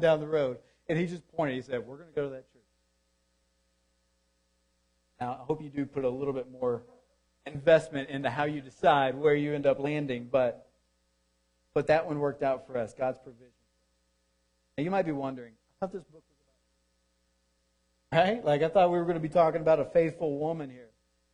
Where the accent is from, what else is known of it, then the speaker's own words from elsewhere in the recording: Deep South, United States; Growing up in the Deep South